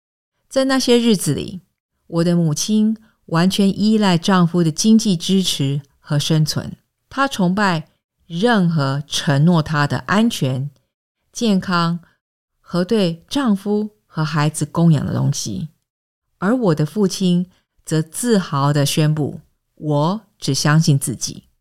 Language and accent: Chinese; Singapore; 我在新加坡出生和长大，这是一个面积约七百平方公里的小城邦，位于东南亚的一个小岛上，面积不比纽约市大。